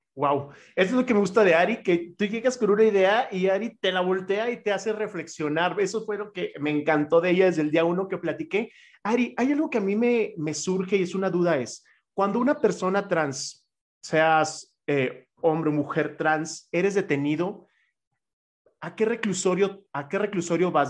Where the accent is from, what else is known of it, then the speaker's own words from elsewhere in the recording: Chihuahua, Mexico; now in Mexico City, Mexico; soy de Chihuahua, entonces entiendo perfectamente lo que es venir de una ciudad